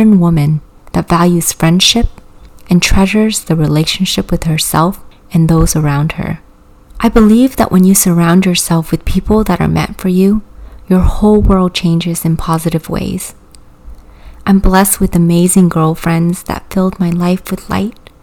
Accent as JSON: {"language": "English", "region": "California", "country": "United States", "tie": "born or raised there", "also_born_or_lived": "Vietnam", "second_language": "English", "said": "My little family and I immigrated from Vietnam to California in the winter of 1998 with little to no money. I was 8 years old and didn't speak a speck of English"}